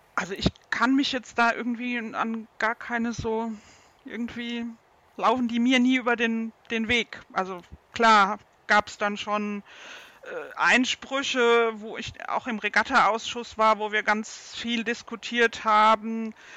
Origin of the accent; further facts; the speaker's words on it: Baden-Württemberg, Germany; bei uns in Baden-Württemberg